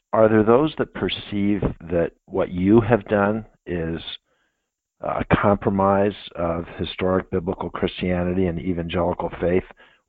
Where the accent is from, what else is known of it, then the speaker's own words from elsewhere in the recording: East Coast, United States; moved away as an adult; also born or lived in Colorado; now in Minnesota, United States; I grew up in the East Coast.